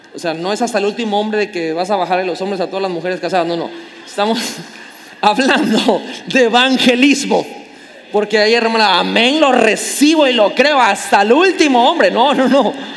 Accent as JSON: {"language": "Spanish", "region": "Tabasco", "country": "Mexico", "said": "como buen tabasqueño chismosísimo"}